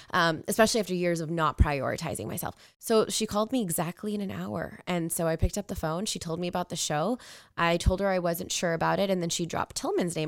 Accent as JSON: {"language": "English", "town": "Edmonton", "region": "Alberta", "country": "Canada", "tie": "born or raised there", "said": "I was born and raised in Edmonton, Alberta."}